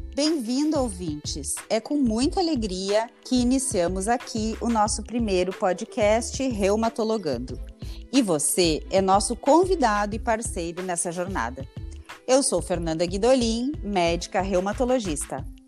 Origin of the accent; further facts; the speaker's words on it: Santa Rosa, Rio Grande do Sul, Brazil; moved away as an adult; also born or lived in Passo Fundo / Curitiba; E posteriormente eu vim para Santa Rosa, que é o interior do Rio Grande do Sul